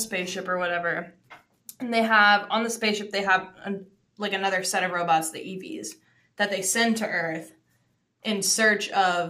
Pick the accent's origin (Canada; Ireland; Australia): Canada; I'm Canadian.